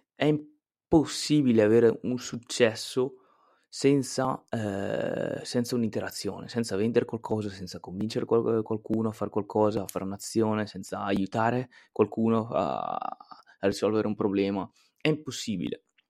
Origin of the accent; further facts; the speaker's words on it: Italy; E in Italia, in Italia abbiamo questo detto qui, chi fa da sé fa per tre